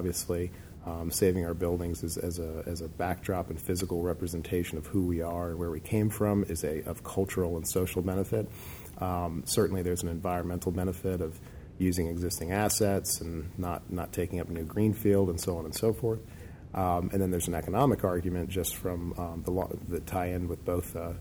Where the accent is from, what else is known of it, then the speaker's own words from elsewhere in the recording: Chapel Hill, North Carolina, United States; even when I was younger growing up in Chapel Hill